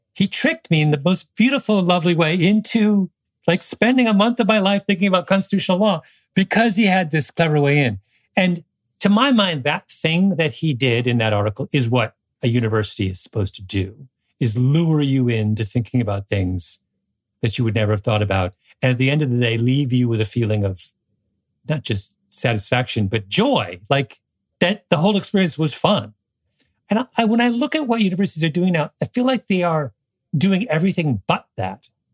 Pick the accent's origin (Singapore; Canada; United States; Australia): Canada; as a Canadian